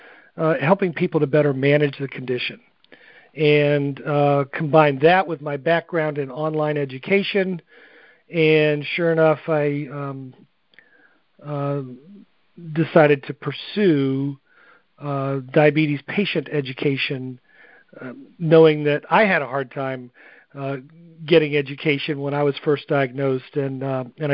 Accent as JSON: {"language": "English", "region": "New England", "country": "United States", "tie": "born or raised there", "moved": "yes", "lives_now": "Jacksonville, United States", "said": "I am from Jacksonville, Florida. Originally grew up in New England"}